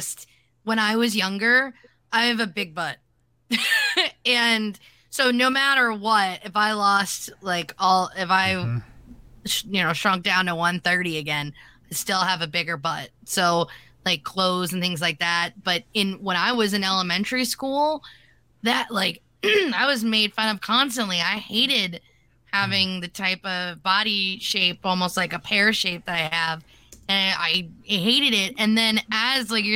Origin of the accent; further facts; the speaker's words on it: Pennsylvania, United States; moved away; also born or lived in Michigan / New Jersey; I grew up in Pennsylvania, and I lived in Michigan for about 6 years, and I lived in New Jersey before I moved to Michigan